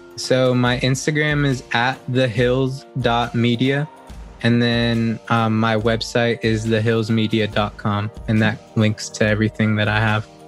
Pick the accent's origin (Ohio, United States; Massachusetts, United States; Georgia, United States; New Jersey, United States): Georgia, United States; Gainesville; I'm from Gainesville, Georgia, in the States, and I'm a wedding photographer.